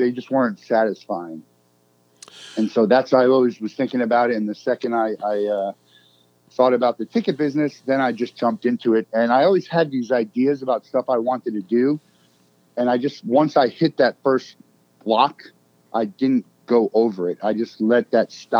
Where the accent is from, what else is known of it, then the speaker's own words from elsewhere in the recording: Marlboro, New Jersey, United States; I grew up in Marlboro, New Jersey